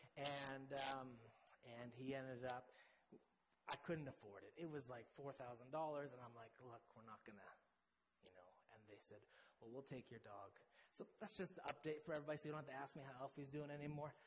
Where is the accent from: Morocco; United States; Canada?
Canada; accent: Canadian; moved away as an adult; also born or lived in Midlands, England; my very Canadian accent